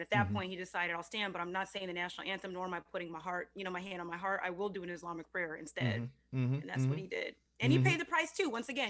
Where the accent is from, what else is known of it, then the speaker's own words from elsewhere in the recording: San Jose, California, United States; it was San Jose State, where I was born in San Jose.